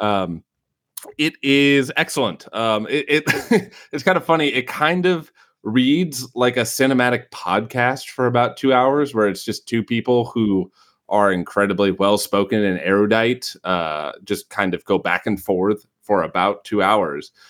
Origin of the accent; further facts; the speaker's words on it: Beloit, Wisconsin, United States; accent: Midwestern; there's a town near me called Beloit, or where I grew up called Beloit.